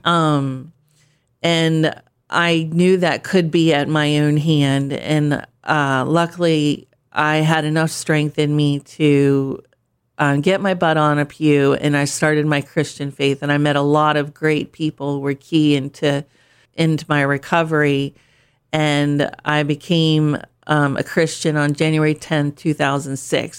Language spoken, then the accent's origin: English; Pennsylvania, United States; moved away as an adult; also born or lived in Turkey / England / Germany / California; now in Delaware, United States; I'm from Pennsylvania originally